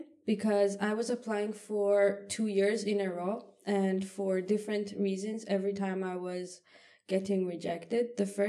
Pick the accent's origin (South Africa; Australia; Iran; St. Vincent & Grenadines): Iran; moved away as an adult; now in Malmö, Sweden; I'm studying IMR in my second year. I'm from Iran.